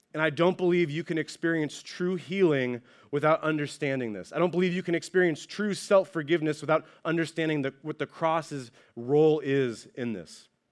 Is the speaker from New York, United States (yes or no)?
no; Ohio, United States; now in California, United States; I'm originally from Ohio